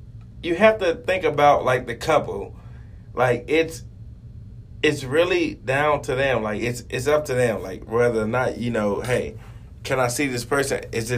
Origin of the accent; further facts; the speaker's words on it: the South, United States; born there; because I was born in the South.